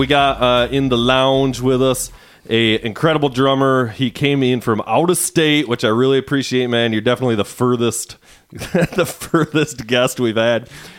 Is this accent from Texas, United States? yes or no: no; Muskegon, Michigan, United States; where we grew up in Muskegon